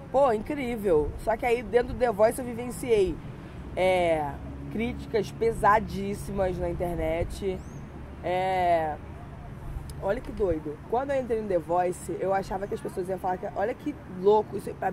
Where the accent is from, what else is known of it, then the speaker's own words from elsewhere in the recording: Macaé, Rio de Janeiro, Brazil; also born or lived in Petrópolis; eu não nasci em Macaé, eu nasci em Petrópolis, e aí eu falei que eu era do Rio de Janeiro, mas eu falei que eu era, que eu era de Macaé